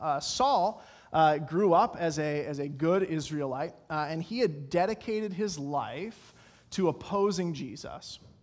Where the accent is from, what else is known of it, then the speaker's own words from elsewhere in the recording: Colorado, United States; I'm from Colorado